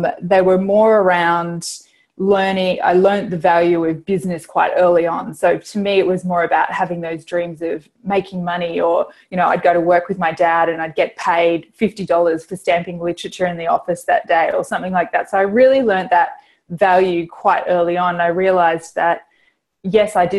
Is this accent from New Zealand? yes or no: yes; New Zealand; I grew up in New Zealand